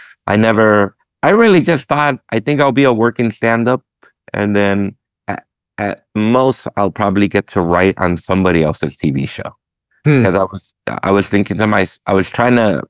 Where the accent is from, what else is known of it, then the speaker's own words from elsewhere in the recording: United States; I'm Mexican American and my parents are immigrants